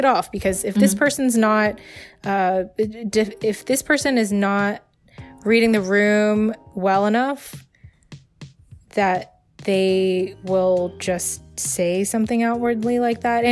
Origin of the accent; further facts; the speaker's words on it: China; now in United States; I'm from China. I have a lot of family in China.